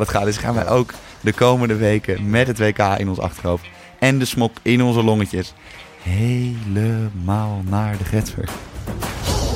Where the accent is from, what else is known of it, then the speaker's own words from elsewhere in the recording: Netherlands; ik ben gewoon Nederlander